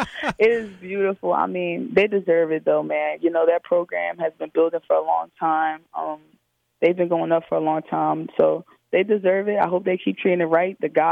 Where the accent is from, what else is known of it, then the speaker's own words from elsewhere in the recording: Philadelphia, Pennsylvania, United States; Oh, yeah. We get to it in Philly. You know, we're playing out on the concrete.